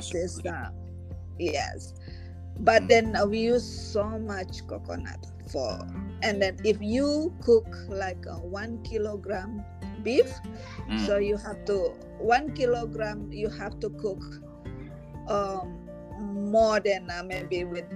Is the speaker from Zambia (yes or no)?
no; West Sumatra, Indonesia; now in Canada; I'm from Sumatra Barat.